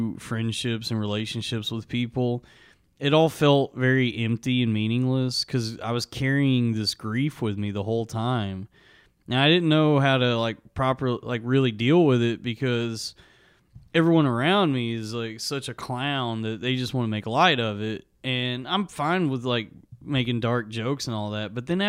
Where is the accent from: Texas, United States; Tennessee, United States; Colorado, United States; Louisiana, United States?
Texas, United States; Springtown; A little town called Springtown, Texas.